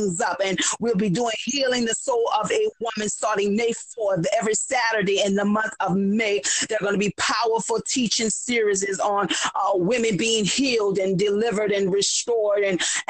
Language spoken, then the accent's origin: English; New Orleans, Louisiana, United States; now in Harvey, United States; born and raised in New Orleans